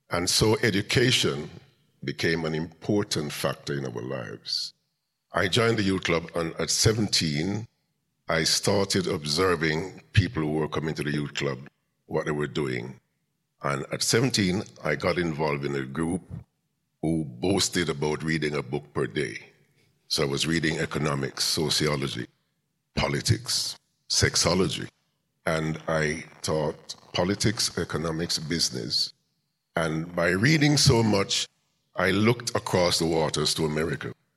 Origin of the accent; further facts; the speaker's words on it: Kingston, Jamaica; now in Birmingham, United Kingdom; I was born in Kingston, Jamaica.